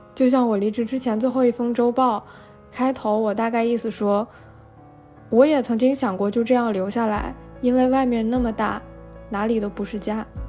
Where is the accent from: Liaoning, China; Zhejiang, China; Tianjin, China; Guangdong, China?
Tianjin, China; moved away as an adult; 如果说天津，也就是我的老家，我其实离开那里已经很久了，算下来可能都已经六年了